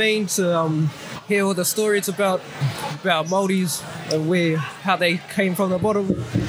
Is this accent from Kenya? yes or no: no; New Zealand; I'm from Marawa, but I go to Tikaraka School, Tikaraka Area School.